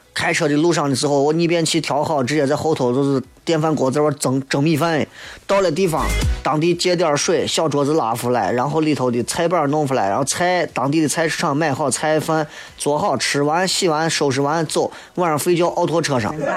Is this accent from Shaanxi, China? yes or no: yes; Shaanxi, China; 作为一个陕西人，我们可以深情地款待朋友